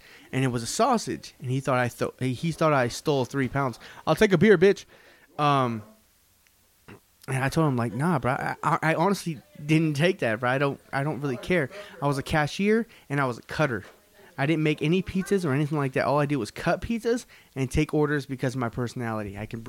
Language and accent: English; San Diego, California, United States; I grew up in San Diego.